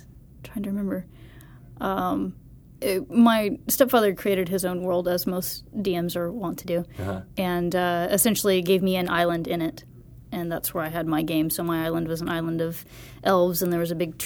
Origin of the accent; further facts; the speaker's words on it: the South, United States; I'm from the South